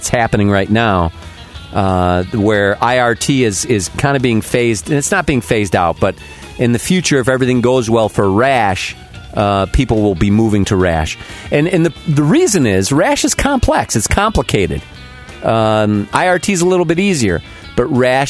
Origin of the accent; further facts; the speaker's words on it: Chicago, Illinois, United States; I was from Chicago